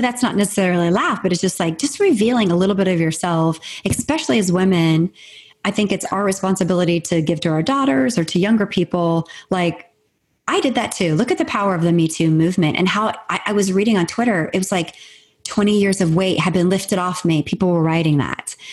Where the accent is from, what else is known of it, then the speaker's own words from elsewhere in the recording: Marietta, Ohio, United States; moved away as an adult; also born or lived in Atlanta; I grew up in Marietta, Ohio